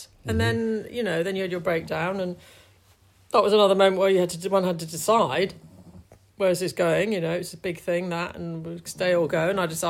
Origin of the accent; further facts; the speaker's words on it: London, United Kingdom; I came from London in the 1970s